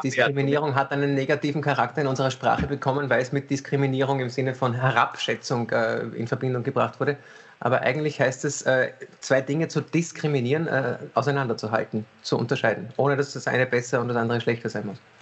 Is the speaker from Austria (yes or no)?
yes; Vienna, Austria; first language German; Ich bin in Wien geboren, habe äh, sehe Deutsch irgendwie als meine Muttersprache